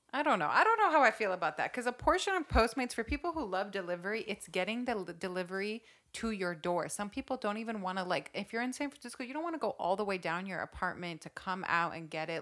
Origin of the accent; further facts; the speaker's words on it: Saudi Arabia; I grew up in Saudi Arabia, which is one of the strictest Muslim countries